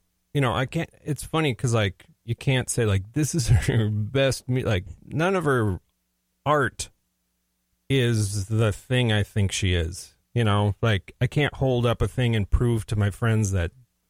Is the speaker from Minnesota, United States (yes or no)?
yes; St. Louis Park, Minnesota, United States; also born or lived in Plymouth, Minnesota; I was first lived in Plymouth for 6 years, then we moved to St. Louis Park.